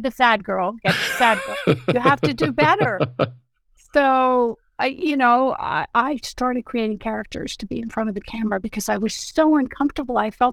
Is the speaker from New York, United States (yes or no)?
yes; New York City, New York, United States; now in Santa Monica, United States; I was born in New York City and I live in Santa Monica, California now